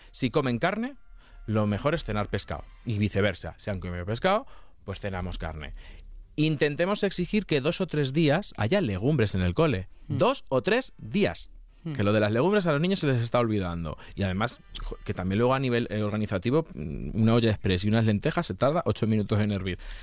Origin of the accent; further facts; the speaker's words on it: Castilla-La Mancha, Spain; yo vengo de Castilla-La Mancha, y yo he vivido en una familia matriarcal toda la vida.